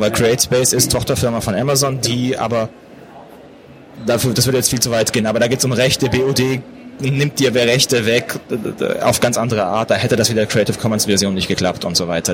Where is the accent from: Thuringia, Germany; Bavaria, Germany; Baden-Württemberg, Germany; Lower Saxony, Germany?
Baden-Württemberg, Germany; Pforzheim; Ich bin auch in Pforzheim groß geworden.